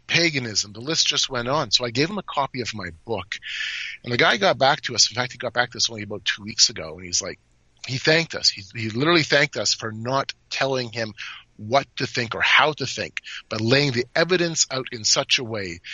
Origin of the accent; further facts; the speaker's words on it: Canada; I'm from Canada